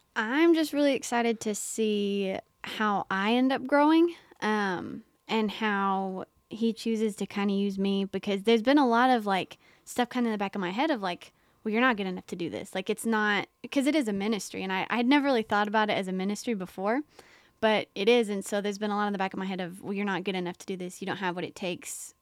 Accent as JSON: {"language": "English", "town": "Mount Sterling", "region": "Kentucky", "country": "United States", "moved": "as an adult", "lives_now": "Knoxville, United States", "said": "I'm from Mount Sterling, Kentucky, which is a very small town"}